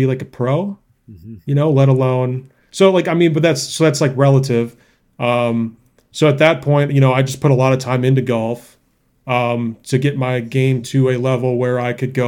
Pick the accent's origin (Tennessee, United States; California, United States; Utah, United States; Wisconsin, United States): Wisconsin, United States; moved away; I grew up in Wisconsin